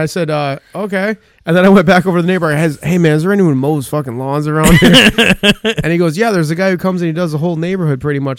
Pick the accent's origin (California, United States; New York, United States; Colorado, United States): New York, United States; Hamptons; No, I'm from the Hamptons.